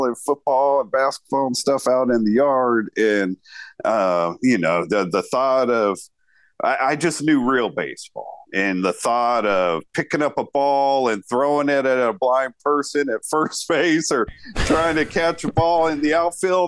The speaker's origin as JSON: {"language": "English", "town": "Sacramento", "region": "California", "country": "United States", "tie": "born or raised there", "said": "I'm from Sacramento, California. It's where I've lived my whole life"}